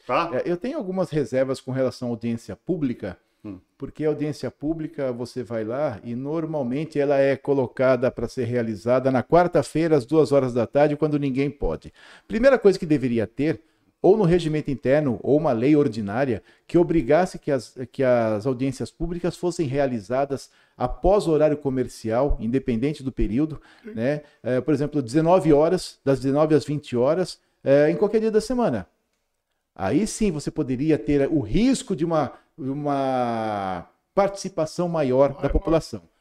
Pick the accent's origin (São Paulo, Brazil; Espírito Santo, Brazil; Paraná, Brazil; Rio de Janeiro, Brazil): São Paulo, Brazil; Limeira; eu sou de Limeira